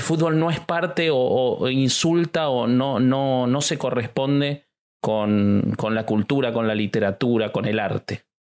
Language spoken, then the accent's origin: Spanish; Argentina; soy argentino